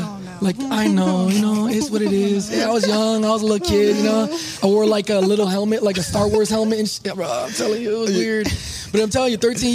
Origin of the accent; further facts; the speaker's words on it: San Diego, California, United States; moved away as an adult; now in Phoenix, United States; I'm from San Diego